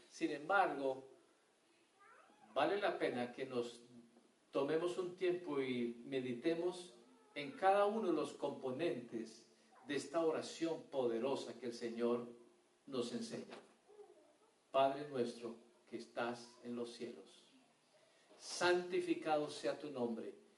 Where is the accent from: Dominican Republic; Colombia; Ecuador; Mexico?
Colombia; moved away; Allá en mi pueblo, en Colombia